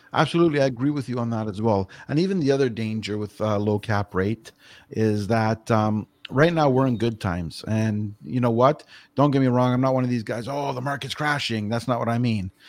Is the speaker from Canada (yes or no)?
yes; Toronto, Ontario, Canada; now in Grimsby, Canada; was born and raised in Etobicoke.